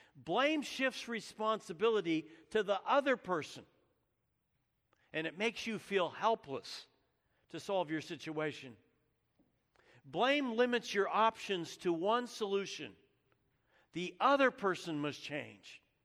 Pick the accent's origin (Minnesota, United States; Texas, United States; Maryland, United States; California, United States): California, United States; Menlo Park, Saratoga and Santa Rosa; I was born in Menlo Park, California. I lived most of my growing up years there in Saratoga and Santa Rosa, California